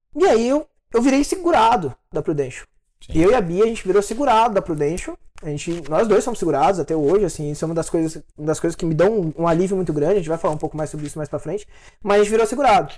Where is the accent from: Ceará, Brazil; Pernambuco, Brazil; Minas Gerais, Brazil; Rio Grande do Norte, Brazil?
Minas Gerais, Brazil; interior of; moved away as an adult; now in São Paulo, Brazil; Eu sou do interior de Minas Gerais. Né? Minha cidade ela, é, ela é bem pequenininha.